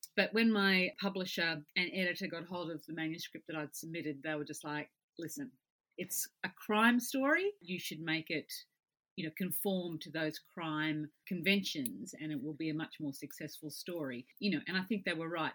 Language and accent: English; southeast Queensland, Australia; I was grew up in the southeast corner of the state.